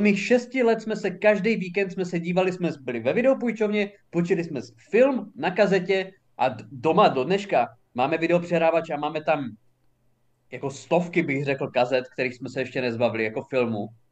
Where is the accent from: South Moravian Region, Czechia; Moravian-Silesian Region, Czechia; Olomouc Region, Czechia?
Olomouc Region, Czechia; Haná; jsem žil na Hané a narodil jsem se tam